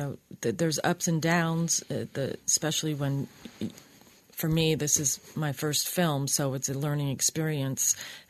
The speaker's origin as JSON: {"language": "English", "region": "Oregon", "country": "United States", "tie": "born or raised there", "said": "although I grew up in Oregon, I never had been to Ashland."}